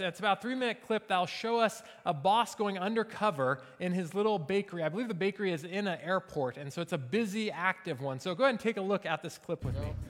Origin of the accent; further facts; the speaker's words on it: Seattle, Washington, United States; now in Springfield, United States; we're from Seattle